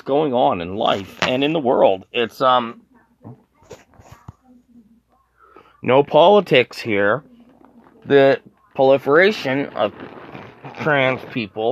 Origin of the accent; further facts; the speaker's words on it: Canada; I'm Canadian